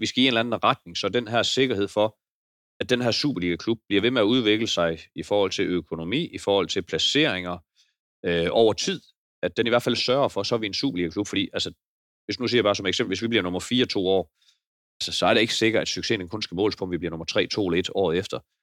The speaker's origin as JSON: {"language": "Danish", "country": "Denmark", "said": "jeg er jo bare jyde lidt"}